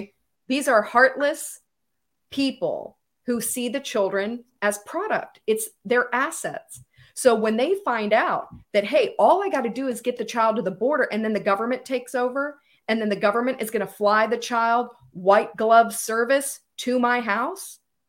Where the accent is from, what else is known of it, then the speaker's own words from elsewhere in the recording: United States; speaking in my personal capacity as a American who sees what's happening